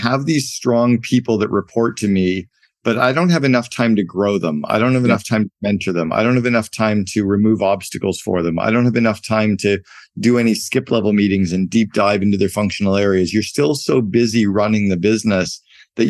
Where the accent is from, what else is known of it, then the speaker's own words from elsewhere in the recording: Canada; I grew up in Canada and we played a lot of hockey